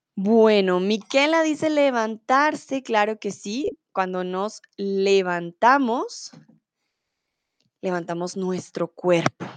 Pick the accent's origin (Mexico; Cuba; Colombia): Colombia; Bogotá; Soy de Colombia, soy de Bogotá